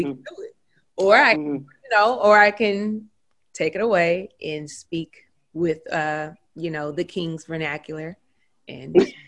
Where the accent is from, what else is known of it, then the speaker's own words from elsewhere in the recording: Louisiana, United States; accent: Louisiana; And I'm from Central Louisiana. So we may sound more like Houston, more than anything.